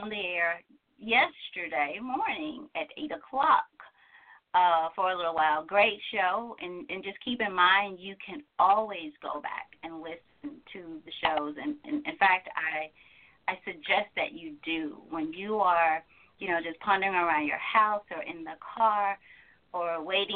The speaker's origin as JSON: {"language": "English", "region": "Georgia", "country": "United States", "said": "I'm from Georgia"}